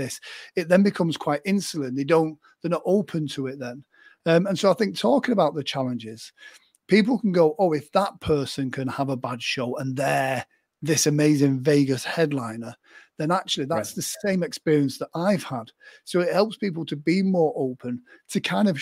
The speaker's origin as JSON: {"language": "English", "region": "England", "country": "United Kingdom", "said": "I'm English"}